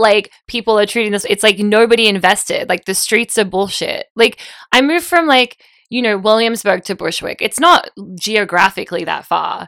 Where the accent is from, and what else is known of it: Australia; now in United States